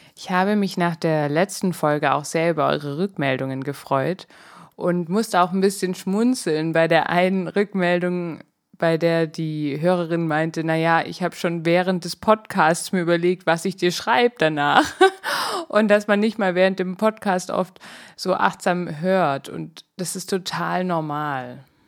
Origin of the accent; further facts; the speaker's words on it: Swabia, Germany; moved away; Ich bin ja eher im Schwäbischen groß geworden